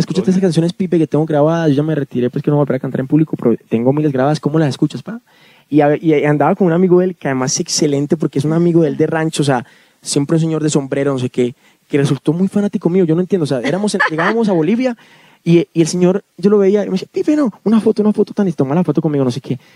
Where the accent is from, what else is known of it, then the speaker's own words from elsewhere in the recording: Medellín, Antioquia, Colombia; crecí en Medellín, que además es la capital del reggaetón en Colombia